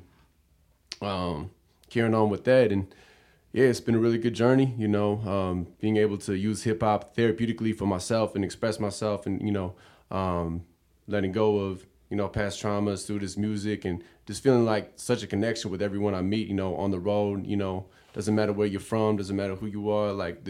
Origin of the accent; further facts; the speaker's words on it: Berkeley, California, United States; also born or lived in San Francisco, California; Born and raised in Berkeley, California